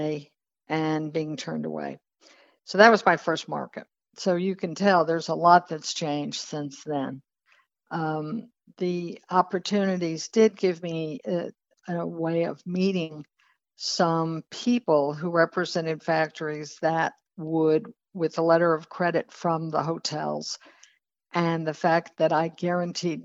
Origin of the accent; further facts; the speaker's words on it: Texas, United States; moved away; also born or lived in New York City; I was living in New York, but I was originally from Texas